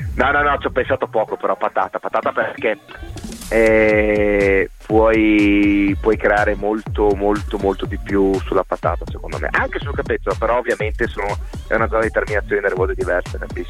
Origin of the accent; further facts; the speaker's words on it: Cervignano del Friuli, Friuli-Venezia Giulia, Italy; also born or lived in Trieste; sono nato a Trieste ma abito da una vita, appunto da quando sono nato praticamente a Cervignano